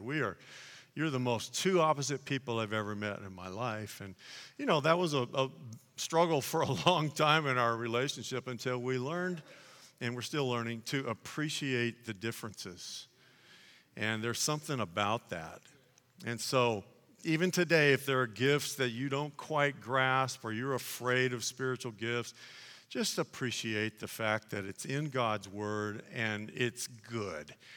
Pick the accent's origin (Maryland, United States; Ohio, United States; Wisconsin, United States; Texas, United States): Texas, United States; Dallas; I was born in Dallas